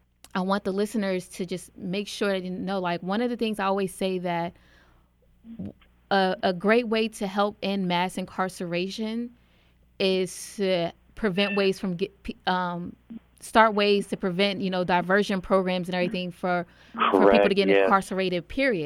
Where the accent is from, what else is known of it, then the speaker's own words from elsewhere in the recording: New Jersey, United States; I'm from New Jersey and I grew up in the inner city, you know, poverty and high crime rates